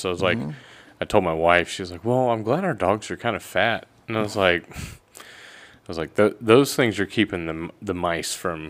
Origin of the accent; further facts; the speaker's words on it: Texas, United States; I'm from Texas, so I know what fixing means.